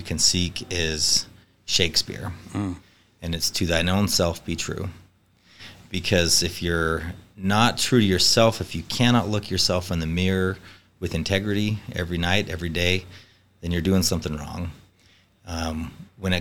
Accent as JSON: {"language": "English", "town": "Riverton", "region": "Utah", "country": "United States", "moved": "yes", "lives_now": "Riverton, Wyoming, United States", "said": "I'm from Riverton, Utah"}